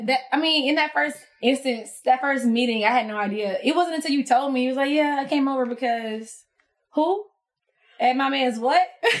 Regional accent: United States; Ooh, again, I'm from the country. So I've never lived in a city. I've never, like, the closest city to my hometown is Albany.

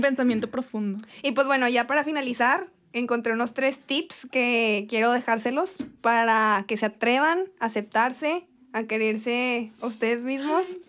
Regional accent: Torreón, Coahuila, Mexico; Soy de Torreón

